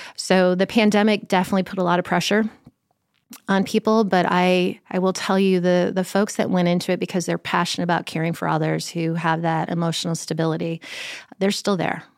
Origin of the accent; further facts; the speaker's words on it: Chicago, Illinois, United States; moved away; I grew up in Chicago